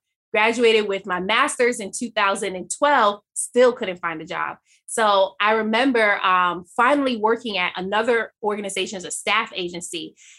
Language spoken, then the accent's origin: English; Jamaica; And now I'm Jamaican.